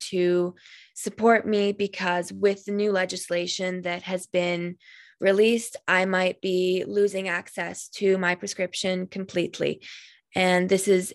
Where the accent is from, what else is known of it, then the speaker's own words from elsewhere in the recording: Alberta, Canada; My mom moved here in 1999, and I was born here, but my heritage is from Hungary